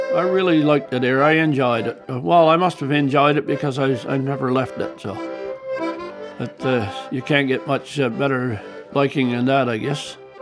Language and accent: English; Harrington Harbour area, Quebec, Canada; from Sound, and I've been living here for 73 years.